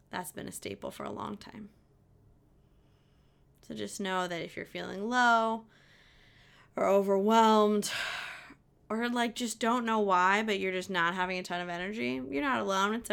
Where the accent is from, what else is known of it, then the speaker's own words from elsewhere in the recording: Southern Indiana, United States; from Indiana, Southern Indiana.